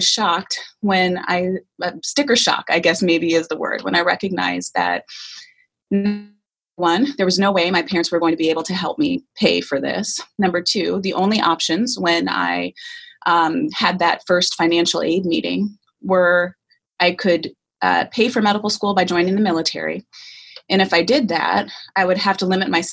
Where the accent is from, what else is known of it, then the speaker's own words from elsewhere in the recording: Scottsdale, Arizona, United States; moved away as an adult; I am an Arizona native, born and raised in Scottsdale, Arizona